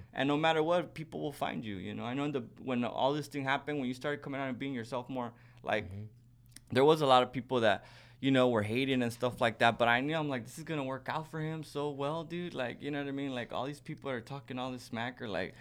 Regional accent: Socorro, Texas, United States; I grew up right right by the border in Socorro, Texas, outside of El Paso

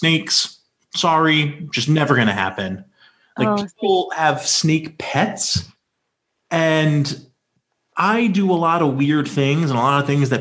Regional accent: North Carolina, United States; I grew up in North Carolina.

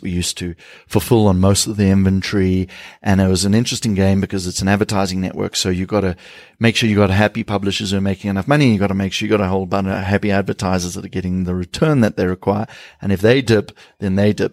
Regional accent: South Africa

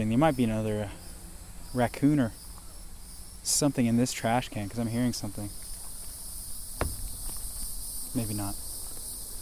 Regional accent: Florida, United States; growing up in Florida

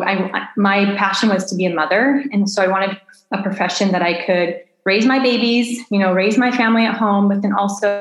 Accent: Southern California, United States; moved away as an adult; also born or lived in Phoenix, Arizona / New Zealand / Southern Italy; now in Italy; I was born and raised in Southern California, but we raised our kids most of their life in Phoenix, Arizona

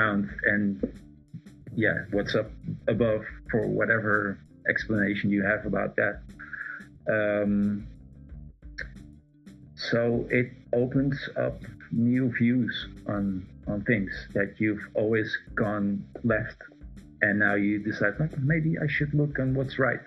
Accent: Amsterdam, North Holland, Netherlands; also born or lived in Aruba; I grew up in Amsterdam

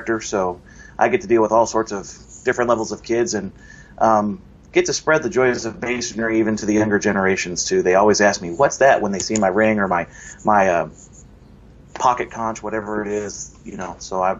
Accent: Arlington, Texas, United States; I'm from Texas. That's where I was born and raised.

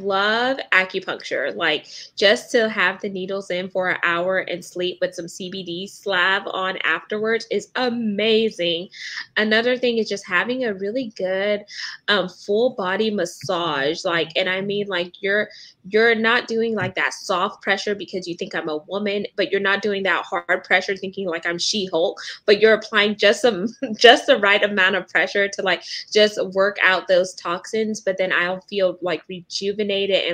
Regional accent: United States; growing up in America and being an American here

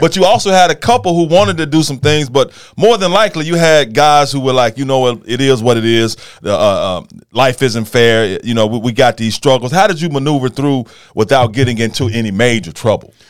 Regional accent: Memphis, Tennessee, United States; I'm from White Haven

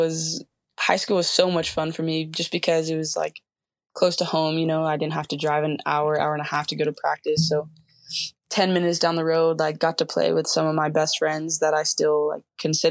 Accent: Barona Indian Reservation, California, United States; So I grew up on an Indian reservation. I live like 5 minutes from all my family members.

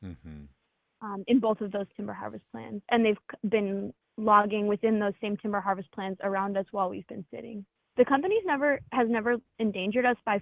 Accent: West Coast, United States; I grew up on the West Coast

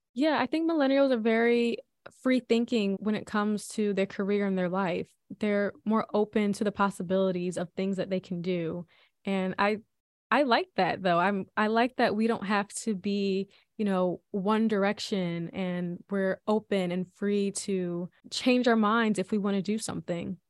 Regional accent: Philadelphia, Pennsylvania, United States; I was born and raised in Philly by two wonderful parents.

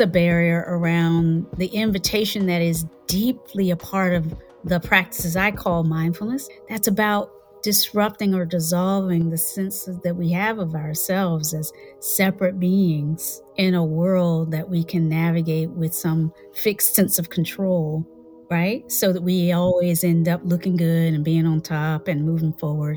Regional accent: Hampton, Virginia, United States; also born or lived in Kinston, North Carolina / Charlottesville, Virginia; I was born in Kinston, lived there until I was about six and a half. And then after that, we moved up north to Virginia. Mm-hmm. we moved up to Virginia, and I was raised in the Tidewater area near the Chesapeake Bay in Hampton

